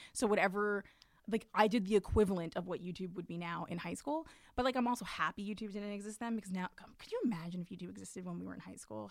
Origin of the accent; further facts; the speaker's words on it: New York City, New York, United States; me too, from Brooklyn